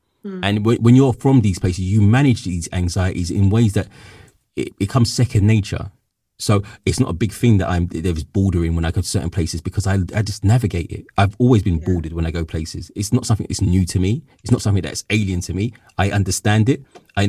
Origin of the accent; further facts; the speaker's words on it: London, United Kingdom; I'm from London, I'm born and bred here.